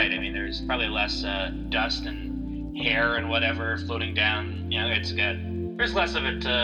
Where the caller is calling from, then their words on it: Barrie, Ontario, Canada; I am calling from Barrie, Ontario.